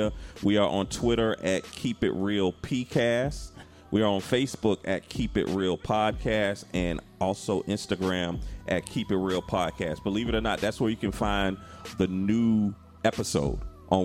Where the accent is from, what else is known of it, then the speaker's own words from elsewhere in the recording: Jacksonville, Florida, United States; I'm from Jacksonville